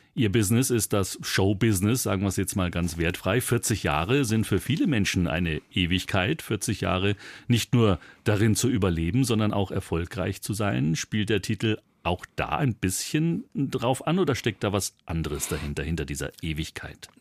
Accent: Bavaria, Germany; bei uns in Bayern

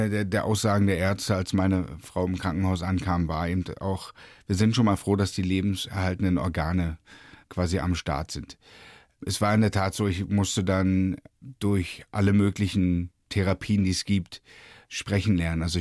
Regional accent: Berlin, Germany; Na, ich bin ja in Ostberlin groß geworden

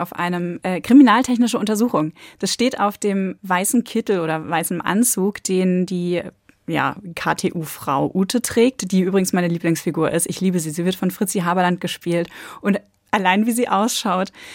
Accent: North Sea coast, Germany; Ich komme jetzt von der Nordsee, ich bin im Westen aufgewachsen

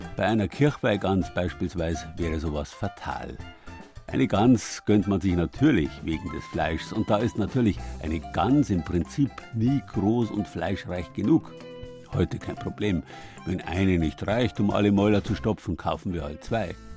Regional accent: Southern Germany, Germany; bei uns in Süddeutschland

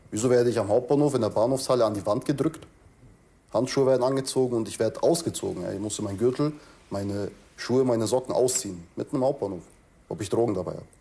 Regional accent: Germany; hallo, ich bin Deutscher.

